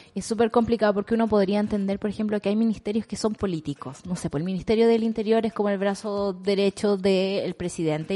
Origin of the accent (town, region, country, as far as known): Chile